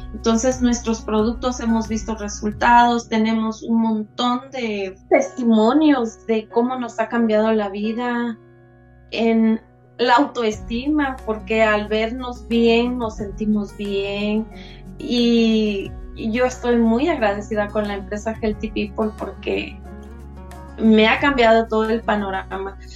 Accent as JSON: {"language": "Spanish", "region": "Chiapas", "country": "Mexico", "moved": "as an adult", "lives_now": "Ciudad Juárez, Mexico", "said": "yo soy de Chiapas y radico ya desde hace como 32 años aquí en Ciudad Juárez"}